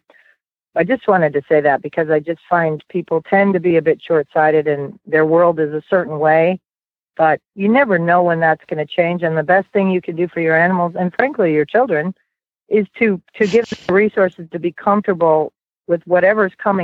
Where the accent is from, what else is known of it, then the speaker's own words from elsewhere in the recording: Sarasota, Florida, United States; I'm from the Sarasota, Florida area